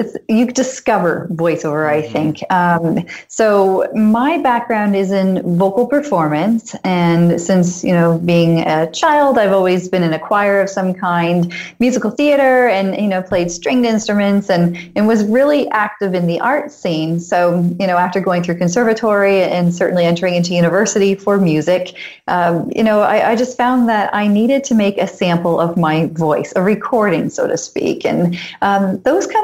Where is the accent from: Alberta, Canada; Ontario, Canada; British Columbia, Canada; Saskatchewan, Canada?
Ontario, Canada; London; I'm currently in Canada and I was born here in London, Ontario